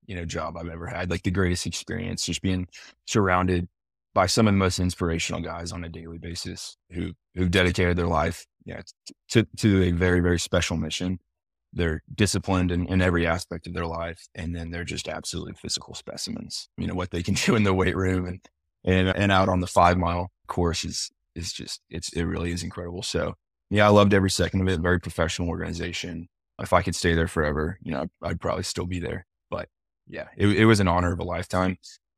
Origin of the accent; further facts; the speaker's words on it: Nashville, Tennessee, United States; I'm from Nashville too.